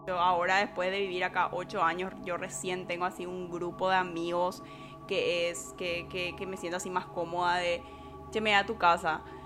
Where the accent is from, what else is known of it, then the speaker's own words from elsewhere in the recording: Paraguay; moved away as an adult; now in Canada; cuando yo salí de Paraguay